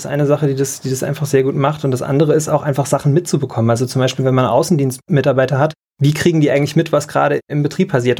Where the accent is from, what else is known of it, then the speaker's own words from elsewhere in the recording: Taunusstein, Hesse, Germany; moved away as an adult; now in Mainz, Germany; In Hessen groß geworden, in Taunusstein Abitur gemacht.